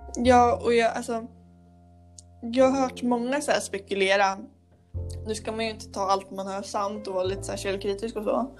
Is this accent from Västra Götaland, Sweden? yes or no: no; Motala, Östergötland, Sweden; hemma i Motala